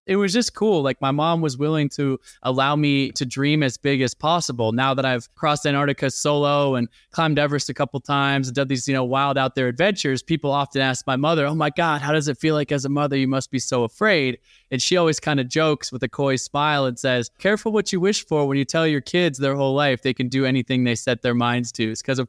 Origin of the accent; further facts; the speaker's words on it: Portland, Oregon, United States; also born or lived in Olympia; I was born in Olympia, but moved to Portland, Oregon. And that's really where I grew up.